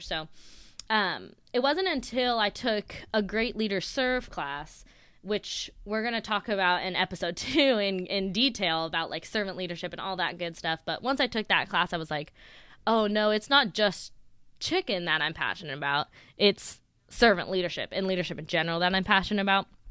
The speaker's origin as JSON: {"language": "English", "town": "Sacramento", "region": "California", "country": "United States", "tie": "born or raised there", "said": "I grew up out in Sacramento, in California, born and raised"}